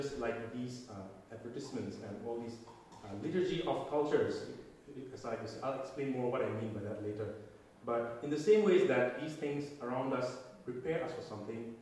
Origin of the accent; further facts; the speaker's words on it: India; moved away; I'm from India